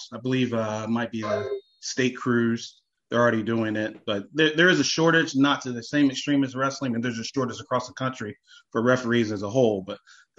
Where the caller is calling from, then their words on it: Monroe, Ohio, United States; I am smack dab right between Cincinnati and Dayton. I'm in Monroe, Ohio, so right above Westchester.